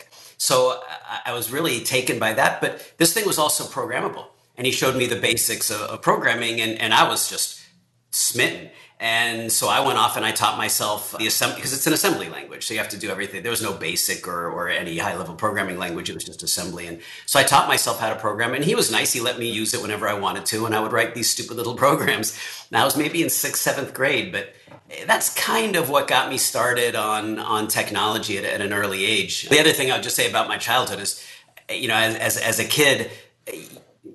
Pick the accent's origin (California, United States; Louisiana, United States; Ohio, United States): California, United States; Beverly Hills; now in Cambridge, United States; I grew up in Beverly Hills, 90210, the whole thing.